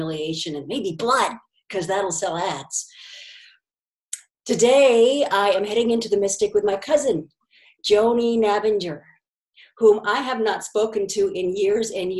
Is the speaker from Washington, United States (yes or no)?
yes; Washington, United States; also born or lived in Seattle; now in Sarasota, United States; we're both from Washington originally